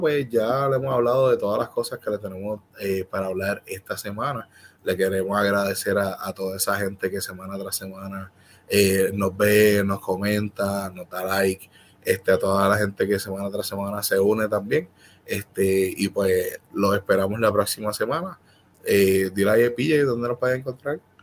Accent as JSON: {"language": "Spanish", "country": "Puerto Rico"}